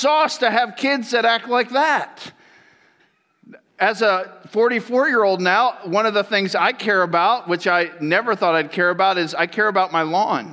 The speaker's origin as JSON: {"language": "English", "region": "Florida", "country": "United States", "tie": "born or raised there", "also_born_or_lived": "Michigan", "said": "I grew up in Florida. And so I grew up in Florida all my life. My parents, I was born in Michigan. They moved us down to Florida when I was 5 years old."}